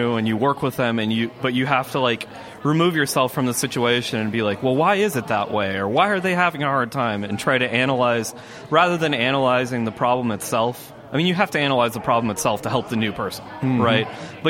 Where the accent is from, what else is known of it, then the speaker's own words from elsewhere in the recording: Salt Lake City, Utah, United States; now in Seattle, United States; I grew up in Salt Lake City